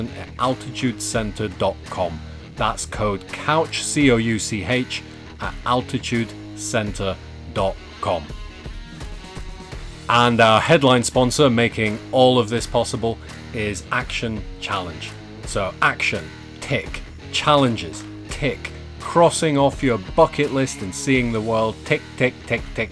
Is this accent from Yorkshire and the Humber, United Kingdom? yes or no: yes; Yorkshire and the Humber, United Kingdom; I grew up in Yorkshire